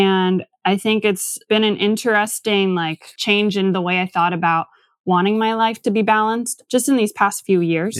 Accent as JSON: {"language": "English", "town": "Tacoma", "region": "Washington", "country": "United States", "tie": "born or raised there", "lives_now": "Seattle, United States", "said": "I'm from Tacoma originally. Went to school all in that area"}